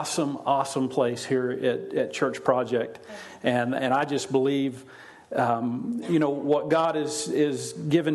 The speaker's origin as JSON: {"language": "English", "region": "Oklahoma", "country": "United States", "tie": "born or raised there", "moved": "yes", "said": "I grew up in Oklahoma, so I never really saw irrigation, ditch irrigation, like they have here"}